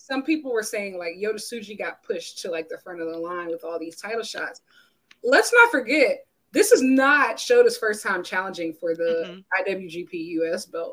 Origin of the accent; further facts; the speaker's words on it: United States; as an American